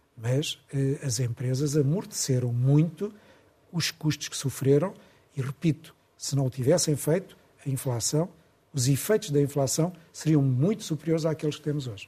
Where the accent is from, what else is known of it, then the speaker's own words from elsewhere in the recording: Portugal; nós portugueses